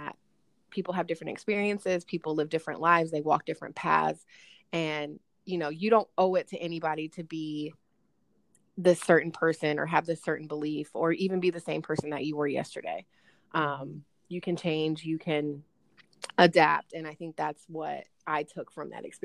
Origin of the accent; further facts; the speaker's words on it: Lafayette, Indiana, United States; I'm calling in from Lafayette, Indiana. West Lafayette is home of Purdue University, where me and Krista went to school together. I was born and raised here, and my entire family is still here.